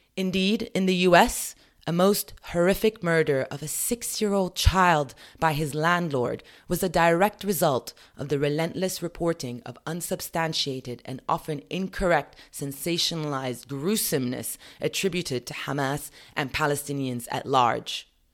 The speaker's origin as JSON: {"language": "English", "country": "United Kingdom", "said": "As a British citizen"}